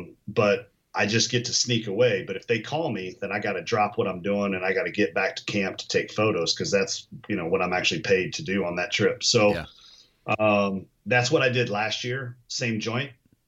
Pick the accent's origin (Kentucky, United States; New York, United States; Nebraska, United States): Kentucky, United States; I'm from Kentucky originally, and I may have grown up and affectionately have a desire for bourbon.